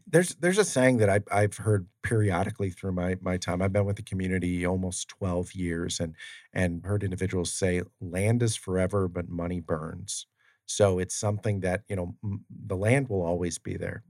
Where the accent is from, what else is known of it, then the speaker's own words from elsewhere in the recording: Ohio, United States; I'm from Ohio, and there's a lot of farmland